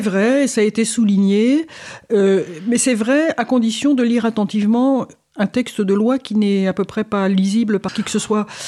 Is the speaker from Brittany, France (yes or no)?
no; Paris, Île-de-France, France; je suis parisienne aussi